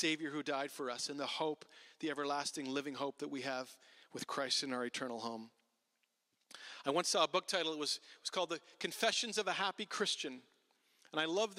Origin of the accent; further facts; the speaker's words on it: Ottawa, Ontario, Canada; I grew up in Ottawa, and there was churches all around, and I was in high school